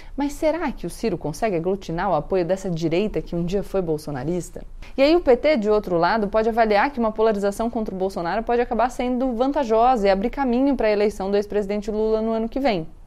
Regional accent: Brazil; sendo brasileiro

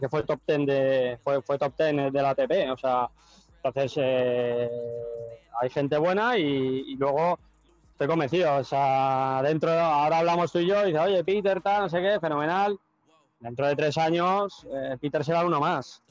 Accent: Spain; moved away as an adult; now in United States; yo soy muy español, tío. Yo soy más español que la tortilla de patata

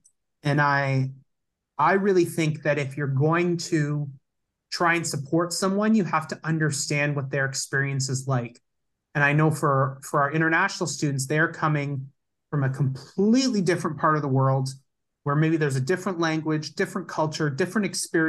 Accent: Hamilton, Ontario, Canada; born there; also born or lived in Kitchener / St. John's; I was born in Hamilton, but we moved very quickly after that to Kitchener.

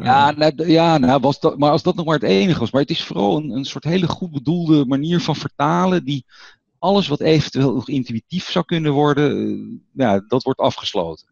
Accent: Netherlands; als Nederlander

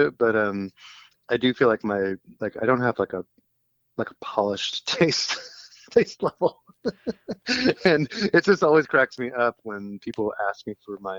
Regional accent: University City, Missouri, United States; I grew up in St. Louis, Missouri, and are in a suburb called University City or U City

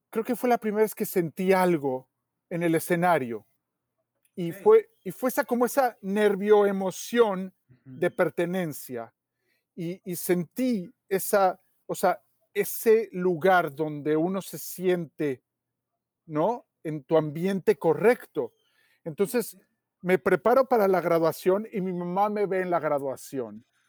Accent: Mexico City, Mexico; en el lugar donde yo nací o me tocó nacer, ¿no? que es en la Ciudad de México

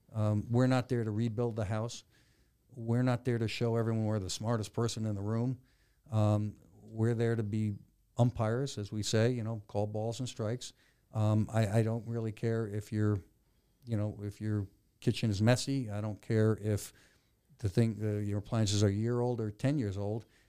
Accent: Connecticut, United States; moved away as an adult; also born or lived in Maryland; I was born and raised in Connecticut.

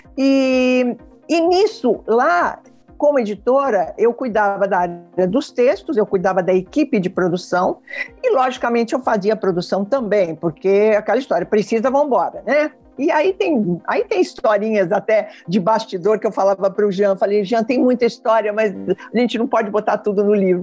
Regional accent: São Paulo, Brazil; moved away as an adult; now in Rio de Janeiro, Brazil; eu vim para o Rio de Janeiro, eu sou, eu sou de São Paulo, eu vim para o Rio de Janeiro em 76

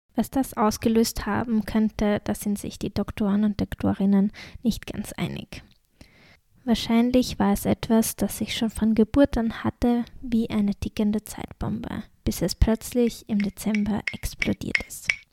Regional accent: Austria; accent: Austrian dialect; ich komme, wie man es wahrscheinlich auch an meinem Dialekt merkt, obwohl ich versuche, schön nach der Schrift zu reden, aus Österreich

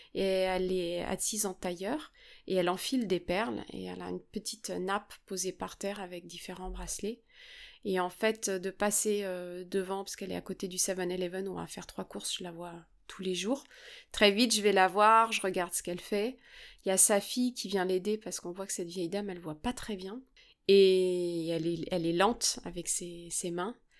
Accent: France; chez nous en France

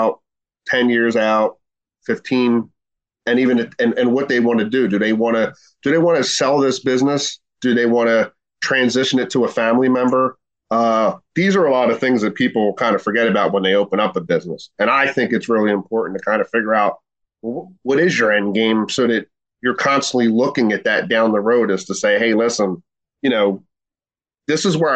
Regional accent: Delco, Pennsylvania, United States; when I was growing up in the 80s, like nobody said I'm from Delco

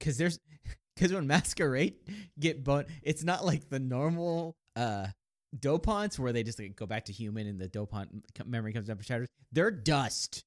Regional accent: United States; we're American

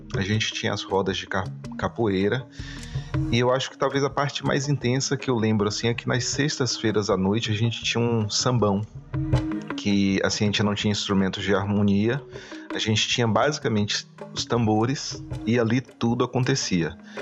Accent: Salvador, Bahia, Brazil; foi do bairro onde eu cresci na cidade de Salvador

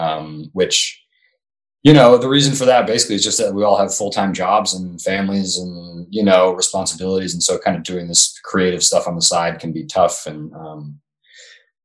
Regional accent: New England, United States; Growing up in New England

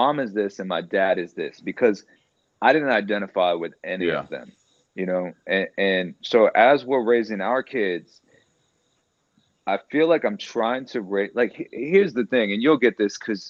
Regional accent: Hawaii, United States; I remember growing up in Hawaii, there was basically my dad was Mexican and there was basically one other Mexican person there.

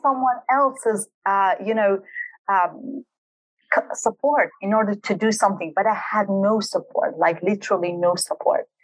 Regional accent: Halabja, Kurdistan Region, Iraq; also born or lived in Dubai, United Arab Emirates; I was born and raised in Halabja city, which is a very small town in Kurdistan region of Iraq

